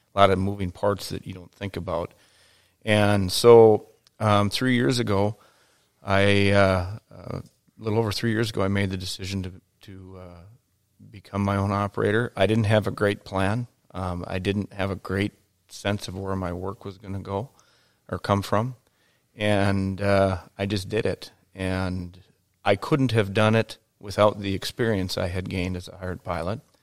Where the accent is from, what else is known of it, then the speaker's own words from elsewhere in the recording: Detroit Lakes, Minnesota, United States; I grew up in Detroit Lakes, Minnesota, in a resort town.